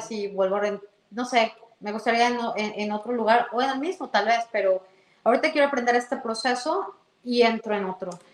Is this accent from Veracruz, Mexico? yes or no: no; Mexico City, Mexico; moved away as an adult; also born or lived in Toronto area, Canada; now in Canada; Yo soy de la Ciudad de México